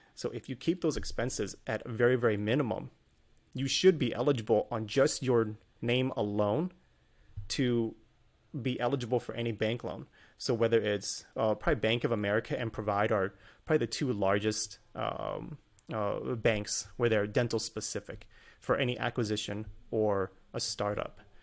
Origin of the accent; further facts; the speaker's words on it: Northern Virginia, United States; I grew up in Northern Virginia